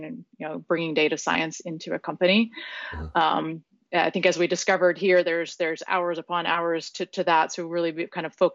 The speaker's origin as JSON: {"language": "English", "town": "San Diego", "region": "California", "country": "United States", "tie": "born or raised there", "said": "San Diego and share in the city that I live in and love"}